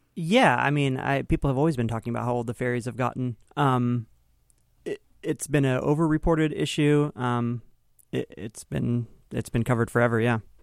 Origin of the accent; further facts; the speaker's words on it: Kingston, Washington, United States; I grew up, uh, near Kingston